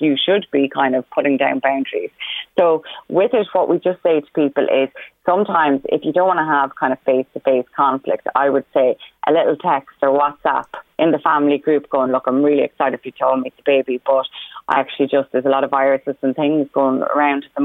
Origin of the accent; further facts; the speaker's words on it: Roscommon, Connacht, Ireland; now in Meath, Ireland; Roscommon, my hometown, initially, until I moved to Meath